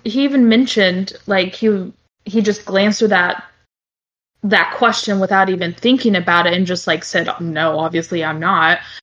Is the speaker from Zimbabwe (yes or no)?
no; Brazil; now in United States; I, I, was born in Brazil, but I, I, do live in the states, obviously, and I've lived here longer than I have now um, than in Brazil.